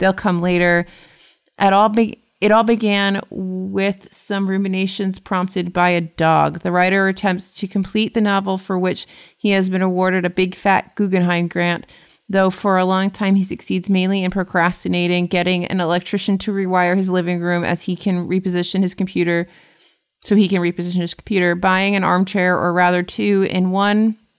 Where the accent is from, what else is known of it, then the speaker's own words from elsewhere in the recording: United States; as an American